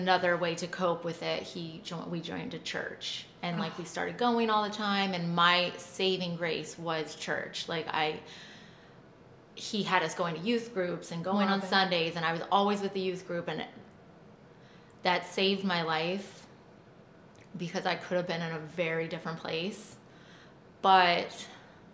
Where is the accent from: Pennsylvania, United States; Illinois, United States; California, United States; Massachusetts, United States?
California, United States; I was raised in California. So I was in California